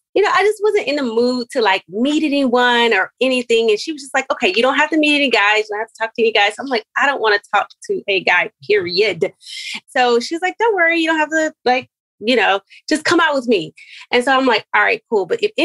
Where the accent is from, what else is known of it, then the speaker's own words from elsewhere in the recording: Spartanburg, South Carolina, United States; moved away as an adult; also born or lived in Los Angeles, California / Japan / Monterey, California; I'm originally from Spartanburg, South Carolina. I graduated from Winston-Salem State University. And I moved to LA where Tony met me. I moved to LA right after graduation